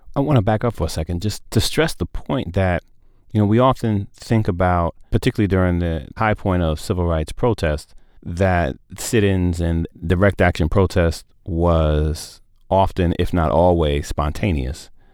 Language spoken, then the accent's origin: English; New York City, New York, United States; I grew up in the Cornerstone Baptist Church on the corner of Madison and Lewis and Bedford Stuyvesant, Brooklyn, New York